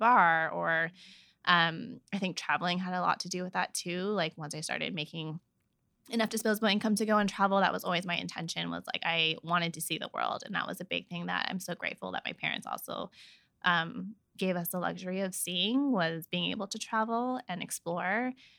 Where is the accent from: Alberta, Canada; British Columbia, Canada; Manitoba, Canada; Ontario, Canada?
British Columbia, Canada; Vancouver; all my cousins and all of us have been born and raised in Vancouver